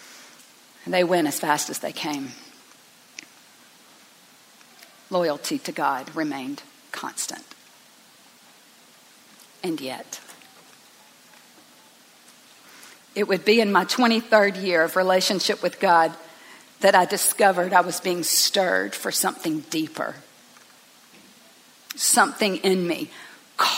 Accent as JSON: {"language": "English", "town": "Tifton", "region": "Georgia", "country": "United States", "tie": "born or raised there", "said": "I grew up in Tifton, Georgia, at Northside Baptist Church"}